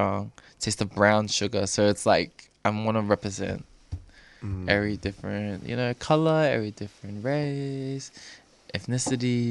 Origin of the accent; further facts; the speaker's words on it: Doveton, Victoria, Australia; now in Cranbourne, Australia; I was raised in Dovetin, near Dandenong, and also now I'm staying in Cranbourne